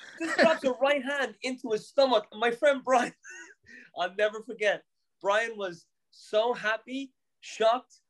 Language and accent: English; Newbridge, County Kildare, Ireland; moved away as an adult; now in Boston, United States; One of my closest friends from growing up in Newbridge